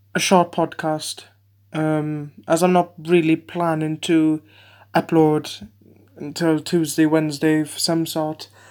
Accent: Wales, United Kingdom; I'm, I'm, uh, from the U K, I'm Welsh

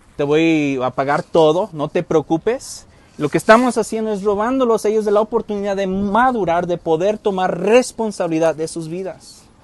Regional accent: United States; moved away; crecí en Estados Unidos

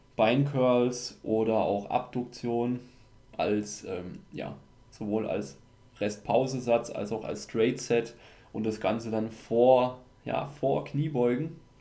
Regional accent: Austria; bei uns in Österreich.

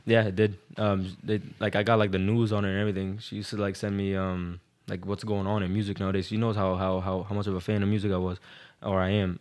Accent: Boston, Massachusetts, United States; I was from Boston

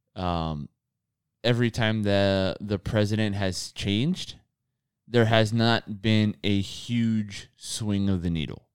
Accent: United States; we're born here

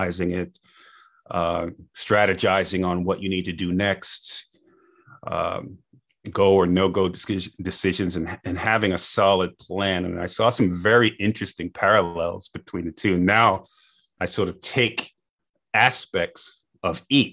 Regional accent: Boston, Massachusetts, United States; I grew up in Boston area

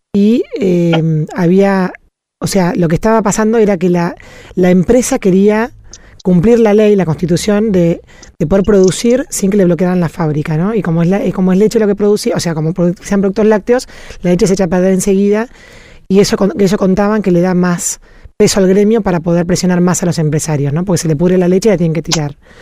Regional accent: Argentina; nosotros como argentinos

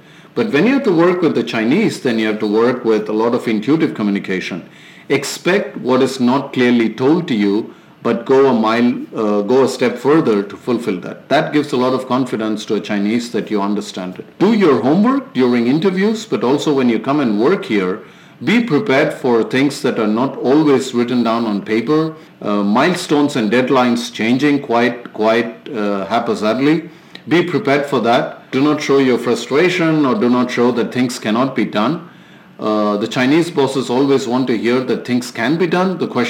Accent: India; moved away as an adult; now in China; as an Indian when working in China.

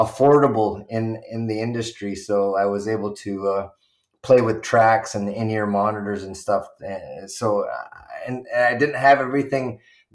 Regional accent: Six Nations of the Grand River, Ontario, Canada; I grew up here, born and raised.

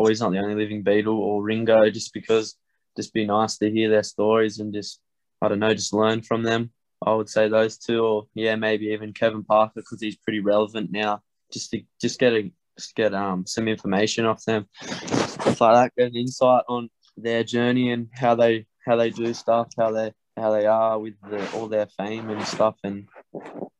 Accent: Tamworth, New South Wales, Australia; we're from Tamworth

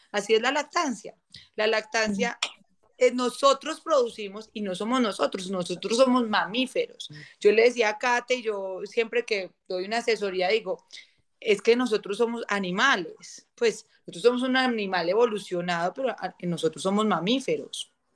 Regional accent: Manizales, Caldas, Colombia; nos vinimos a vivir a Manizales, de donde yo soy, de donde somos mi esposo y yo

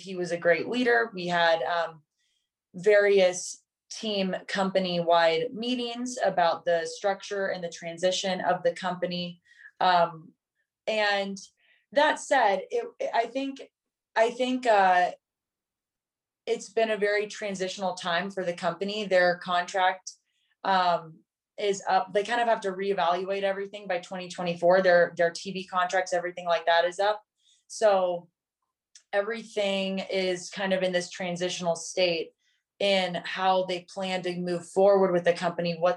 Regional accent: California, United States; moved away as an adult; now in Bozeman, United States; we're all from California

